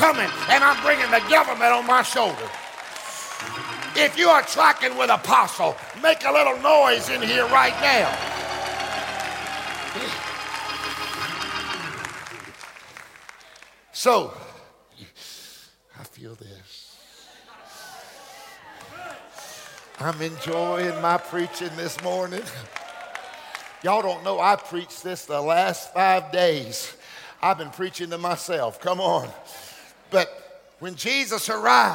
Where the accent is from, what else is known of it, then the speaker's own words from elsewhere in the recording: Hartford, Alabama, United States; I was born in Alabama, Hartford, Alabama